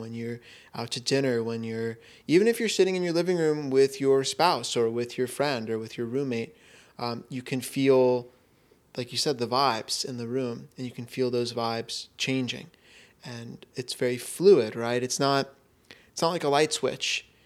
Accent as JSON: {"language": "English", "region": "Florida", "country": "United States", "tie": "born or raised there", "moved": "yes", "said": "growing up in Florida"}